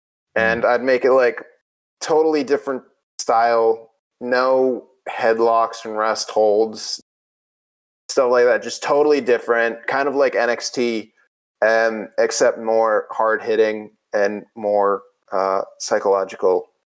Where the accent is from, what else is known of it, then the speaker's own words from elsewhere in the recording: New England, United States; I'm from America, a country built on stealing ideas of other countries. I live in New England days.